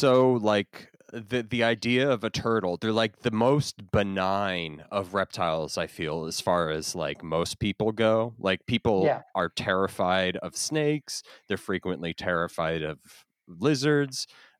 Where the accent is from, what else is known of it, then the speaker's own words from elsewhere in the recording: New Jersey, United States; But I grew up in New Jersey, and I spent most of my time like wandering around in the woods